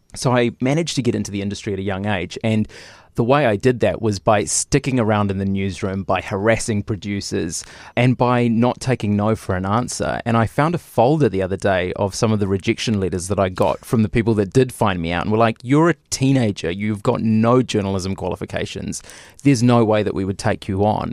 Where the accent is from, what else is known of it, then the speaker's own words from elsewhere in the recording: Lower Hutt, Wellington, New Zealand; I grew up in Lower Hutt